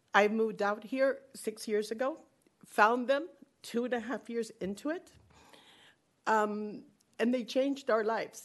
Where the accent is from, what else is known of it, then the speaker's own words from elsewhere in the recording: Florida, United States; moved away as an adult; I'm from Florida